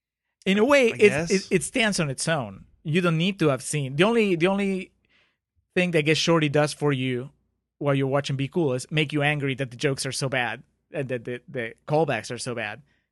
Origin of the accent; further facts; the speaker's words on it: Brooklyn, New York, United States; Do you dance? I'm from Brooklyn. That's it.